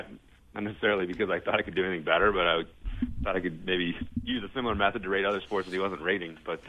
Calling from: Salt Lake City, Utah, United States; I am calling from Salt Lake City.

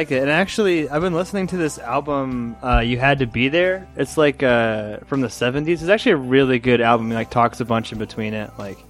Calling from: Louisville, Colorado, United States; We're calling from Louisville, Colorado.

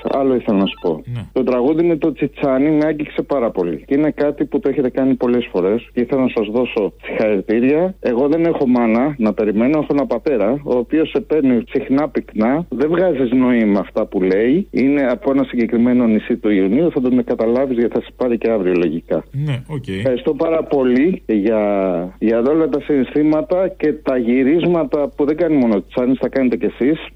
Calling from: Dublin, Leinster, Ireland; Είμαι σε πέρα από το Δουβλίνο. Δύο.

